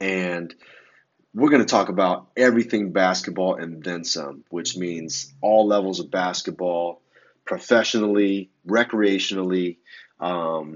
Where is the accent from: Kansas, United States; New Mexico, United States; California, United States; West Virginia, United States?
California, United States; San Francisco Bay Area; now in Los Angeles, United States; I'm from the San Francisco Bay Area. I've relocated to Los Angeles